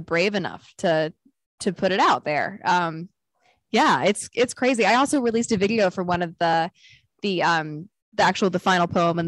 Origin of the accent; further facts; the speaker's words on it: Knoxville, Tennessee, United States; moved away; he's my hometown hero